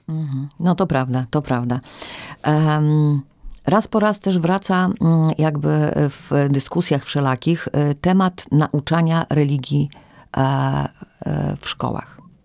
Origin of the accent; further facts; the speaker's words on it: Podlaskie Voivodeship, Poland; tutaj u nas na Podlasiu, że nasza prawosławna społeczność